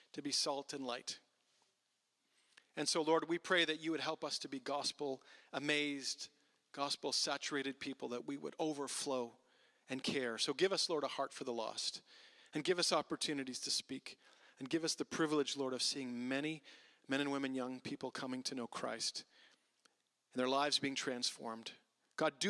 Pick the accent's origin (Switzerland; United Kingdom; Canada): Canada; Ottawa, Ontario; I grew up in Ottawa, and there was churches all around, and I was in high school